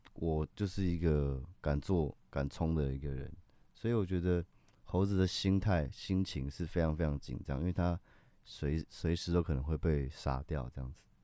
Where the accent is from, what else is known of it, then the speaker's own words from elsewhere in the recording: Taiwan; 我有一半台湾族的血统嗯。，所以我从小就在部落长大